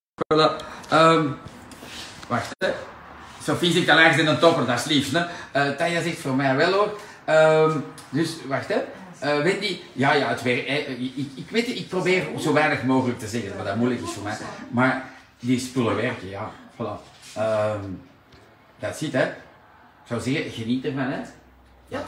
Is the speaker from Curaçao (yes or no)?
no; Antwerp, Flanders, Belgium; Daar kunnen wij wat van leren als Antwerpenaar